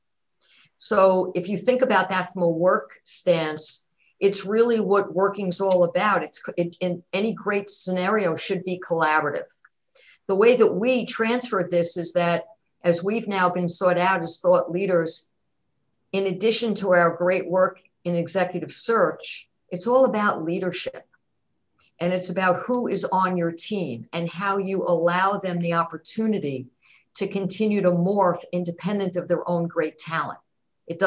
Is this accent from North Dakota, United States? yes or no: no; New York City, New York, United States; I grew up in Queens, New York.